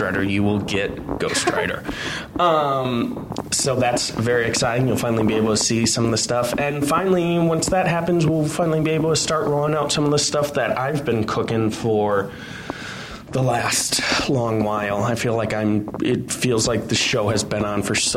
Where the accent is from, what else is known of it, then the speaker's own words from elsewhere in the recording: Minnesota, United States; I grew up in Minnesota